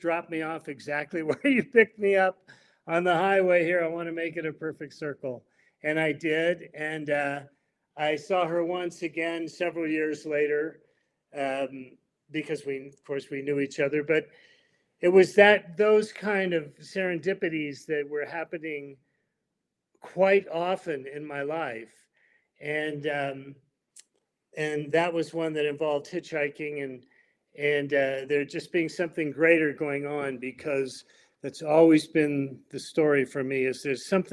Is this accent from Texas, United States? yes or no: no; the Bay Area, California, United States; I grew up in the Bay Area.